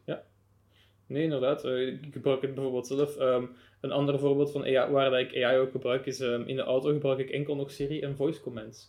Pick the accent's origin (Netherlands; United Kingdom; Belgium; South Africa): Belgium